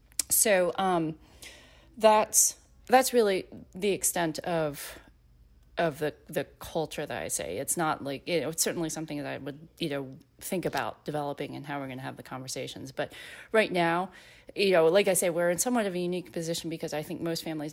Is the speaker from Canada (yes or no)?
no; South Korea; born there; my ethnic heritage is Korean, because I was born in Korea, but I was actually also adopted into a very white family.